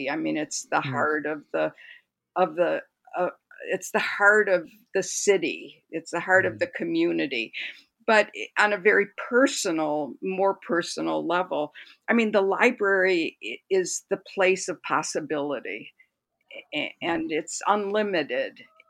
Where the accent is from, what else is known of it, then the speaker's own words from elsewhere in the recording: Detroit, Michigan, United States; there's now a picture book about me as a child growing up in Detroit and the importance of my public library and two librarians there.